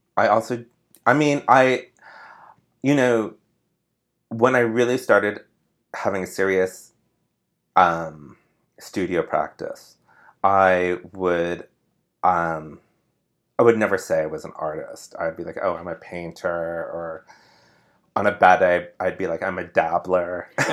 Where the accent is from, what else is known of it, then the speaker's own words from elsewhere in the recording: Sparks, Nevada, United States; moved away as an adult; now in New York, United States; I grew up in Sparks, Nevada